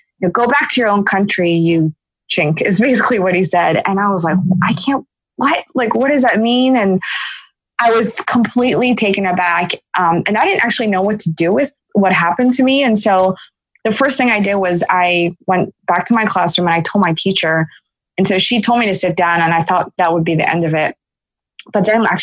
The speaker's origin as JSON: {"language": "English", "town": "Philadelphia", "region": "Pennsylvania", "country": "United States", "tie": "born or raised there", "said": "I was born in Philadelphia, and then I have an older brother, and we're Philly natives"}